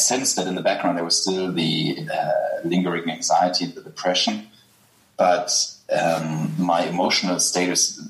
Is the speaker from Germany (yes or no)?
yes; Germany; accent: German; English is a second language; I'm German, as people will realize from my accent